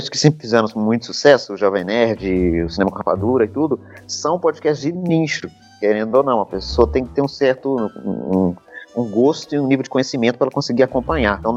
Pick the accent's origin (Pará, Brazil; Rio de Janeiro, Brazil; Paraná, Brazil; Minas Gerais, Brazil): Minas Gerais, Brazil; Belo Horizonte; eu sou, eu sou de, de Minas, de BH